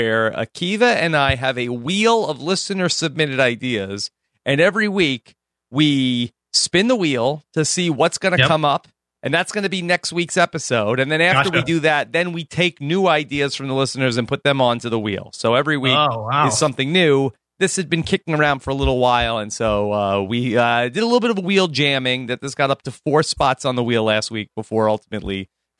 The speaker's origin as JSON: {"language": "English", "region": "New York", "country": "United States", "tie": "born or raised there", "said": "So I am I grew up in New York. I'm a Jets fan and a Mets fan."}